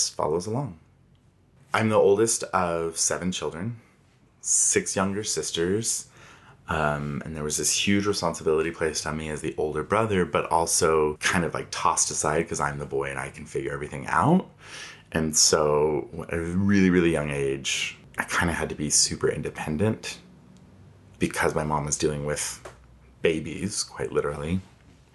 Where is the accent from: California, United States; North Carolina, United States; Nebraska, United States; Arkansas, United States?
California, United States; Inland Empire; moved away; also born or lived in Idaho; I grew up in California in this fun little center of the triangle between Palm Springs, Los Angeles, and San Diego called the Inland Empire.